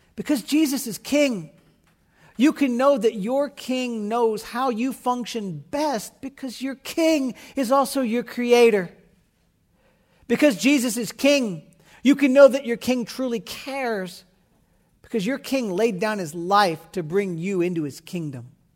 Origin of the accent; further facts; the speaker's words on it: United States; I'm American